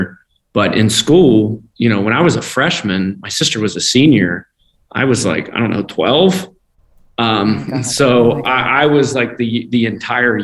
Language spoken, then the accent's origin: English; Independence, Kentucky, United States; I grew up in Independence, Kentucky. So I'm just a hillbilly from Kentucky